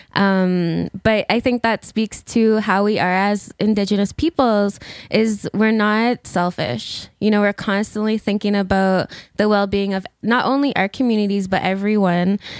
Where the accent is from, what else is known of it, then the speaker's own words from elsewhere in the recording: Alberta, Canada; moved away; I'm originally from Alberta